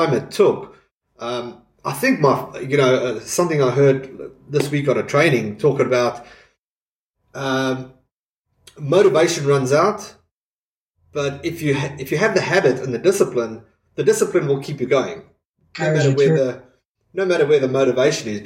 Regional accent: South Africa; growing up in South Africa

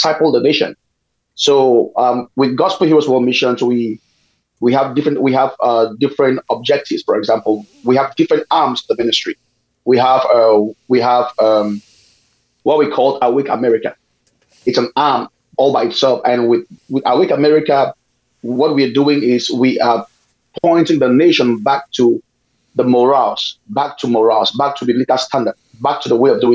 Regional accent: Cameroon; moved away as an adult; I'm from Cameroon.

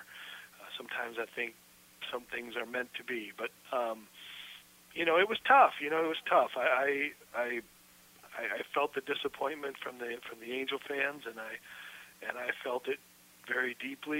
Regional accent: Michigan, United States; moved away as an adult; I grew up in Michigan

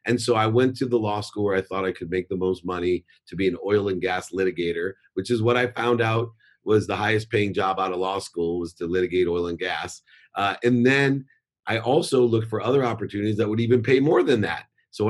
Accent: Akron, Ohio, United States; also born or lived in San Diego, California; now in Orange County, United States; I grew up in Akron, Ohio

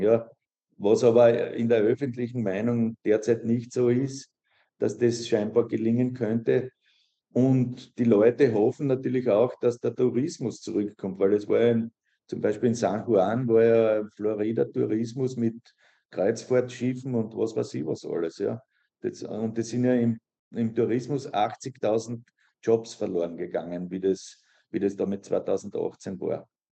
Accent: Austria; moved away as an adult; also born or lived in Liezen, Austria / Zürich, Switzerland; now in Managua, Nicaragua; Ich bin Österreicher

